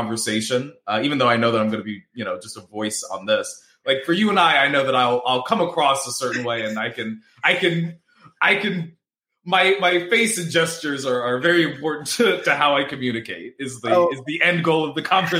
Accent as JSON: {"language": "English", "town": "New Orleans", "region": "Louisiana", "country": "United States", "tie": "born or raised there", "said": "At WrestleMania, which was in my hometown, by the way, New Orleans."}